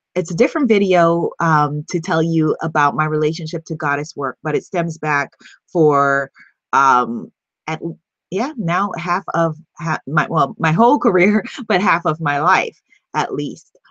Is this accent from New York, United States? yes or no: yes; New York, United States; I'm from New York and I'm a hustler